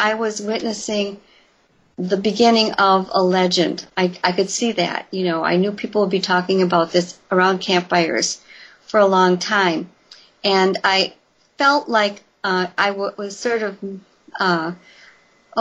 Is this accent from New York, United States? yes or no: no; Elkhorn, Wisconsin, United States; just outside of Elkhorn, my hometown